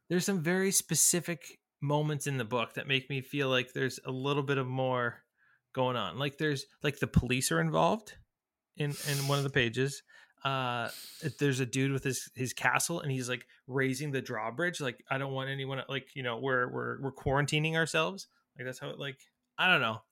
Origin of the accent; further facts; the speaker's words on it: Toronto, Ontario, Canada; also born or lived in San Francisco; I'm from Toronto